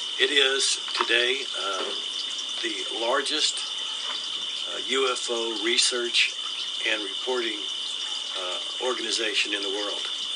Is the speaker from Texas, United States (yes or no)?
yes; San Antonio, Texas, United States; I was born and raised here in San Antonio, went to school here, went to college here